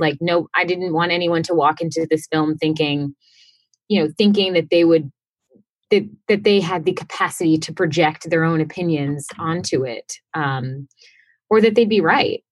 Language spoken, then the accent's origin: English; Houston, Texas, United States; I am originally from Houston, Texas